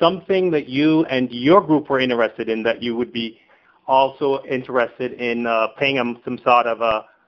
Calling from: Boca Raton, Florida, United States; from Boca Raton.

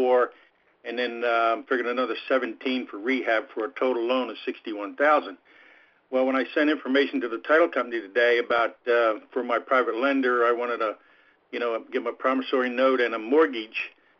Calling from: The Villages, Florida, United States; Ron, I'm in the Villages here in Florida.

